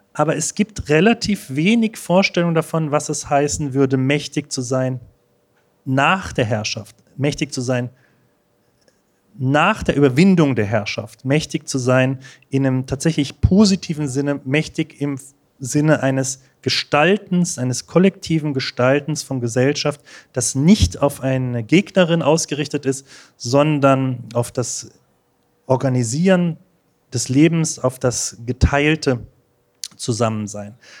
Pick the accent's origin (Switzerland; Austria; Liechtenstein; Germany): Germany; Berlin; ich komme aus Berlin